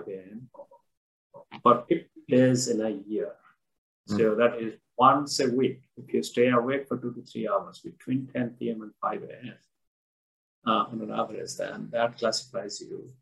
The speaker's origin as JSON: {"language": "English", "country": "India", "tie": "born or raised there", "said": "I was born and I grew up in India"}